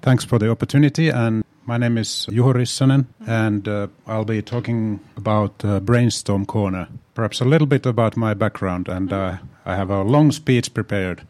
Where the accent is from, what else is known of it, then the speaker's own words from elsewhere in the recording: Tampere, Pirkanmaa, Finland; moved away as an adult; also born or lived in Helsinki; born in Helsinki, but my hometown really is Tampere.